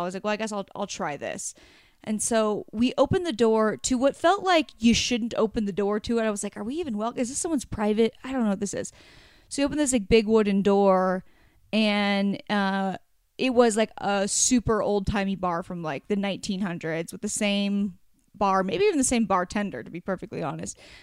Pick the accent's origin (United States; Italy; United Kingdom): United States; Oregon; I grew up on the beach in Oregon